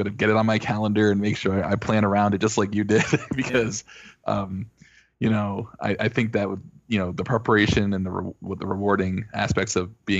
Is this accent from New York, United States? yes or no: yes; Rochester, New York, United States; also born or lived in Hartsdale, Westchester, New York / Buffalo, New York; I was born in Westchester, actually, and then moved to Rochester.